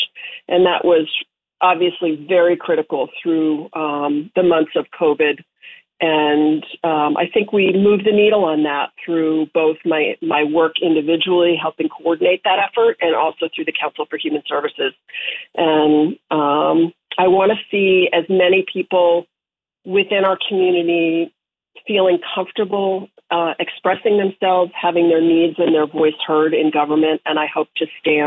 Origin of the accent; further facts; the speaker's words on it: Connecticut, United States; also born or lived in Vermont; now in Nantucket, United States; since I was a kid in my hometown in Connecticut